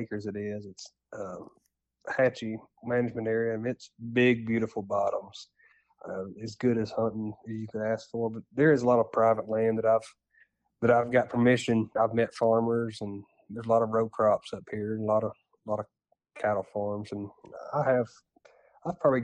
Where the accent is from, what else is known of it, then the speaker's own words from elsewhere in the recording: Jasper, Alabama, United States; also born or lived in Haleyville, Alabama / Birmingham, Alabama; I was born in Jasper, Alabama. I guess I spent my first 10, 12 years of my life there. Then after that, I moved in with my dad. He lived up in Northwest Alabama, just above Hamilton, Alabama